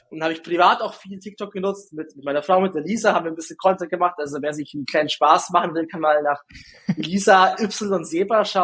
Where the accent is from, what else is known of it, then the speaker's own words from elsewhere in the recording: Günzburg, Bavaria, Germany; accent: Günzburg dialect; now in Ulm, Germany; Ich komme ja nicht aus Ulm direkt, sondern man hört es ja so ein bisschen meinem. Mhm. Ich, ich habe jetzt keinen krassen Dialekt mehr, aber ich, hab, ich bekomme es nicht raus.